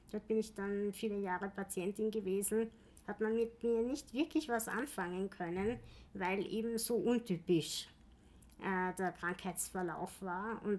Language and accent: German; Vienna, Austria; Äh, ich bin in Wien geboren, mein ganzes Leben in Wien gewesen, ähm, außer irgendwann mal in der Steiermark